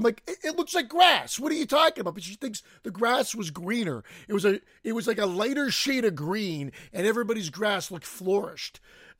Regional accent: Canada; I'm Canadian. I'm Canadian with an Italian background.

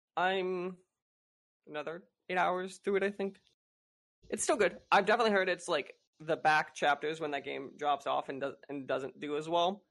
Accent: Chicago, Illinois, United States; now in Florida, United States; I grew up in the north suburbs

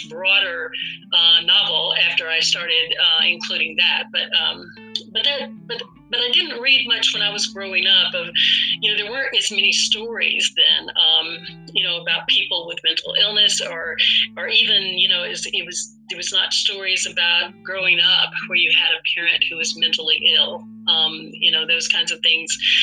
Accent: North Alabama, United States; moved away as an adult; now in Atlanta, United States; I grew up in North Alabama, as you read before, in a very rural area

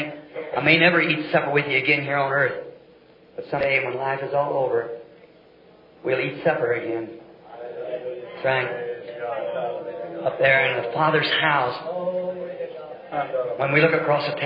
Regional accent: the South, United States; I'm a Southerner

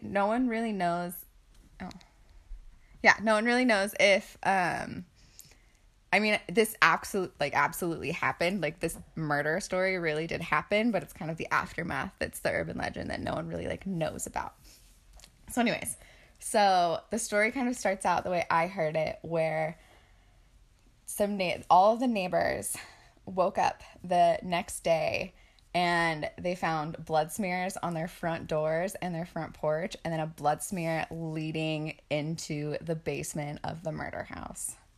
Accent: Boise, Idaho, United States; we are from Boise.

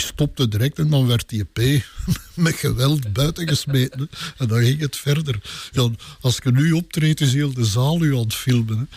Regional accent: Sint-Gertrudis-Pede, Flanders, Belgium; also born or lived in Dilbeek / Pajottenland; Sint-Gertrudis Speden, mijn geboortedorp. Heel de wereld denkt dat ik van Tollenbeek ben, maar ik ben van hier gekomen

